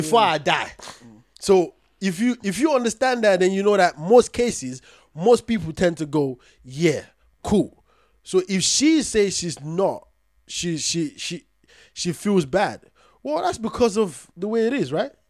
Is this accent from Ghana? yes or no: yes; Ghana; as a Ghanaian African woman